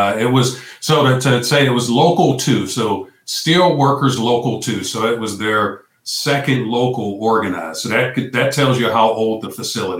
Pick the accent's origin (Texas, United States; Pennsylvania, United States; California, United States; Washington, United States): Pennsylvania, United States; Pittsburgh; moved away as an adult; also born or lived in Hampton, Virginia / Ohio; I am originally from Pittsburgh, Pennsylvania. I'm 55, originally from Pittsburgh, Pennsylvania.